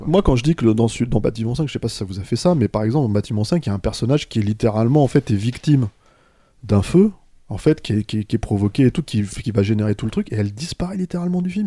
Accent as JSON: {"language": "French", "town": "Paris", "region": "Île-de-France", "country": "France", "tie": "born or raised there", "said": "je suis un parisien pur jus."}